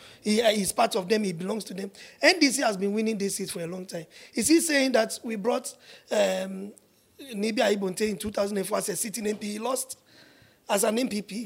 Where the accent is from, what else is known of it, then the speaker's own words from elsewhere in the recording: Accra, Greater Accra, Ghana; I come from Leshi